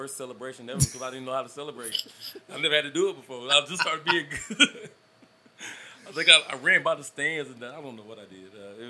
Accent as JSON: {"language": "English", "town": "Austin", "region": "Texas", "country": "United States", "tie": "born or raised there", "said": "I would have went to Butler. I grew up with Brenton in Austin."}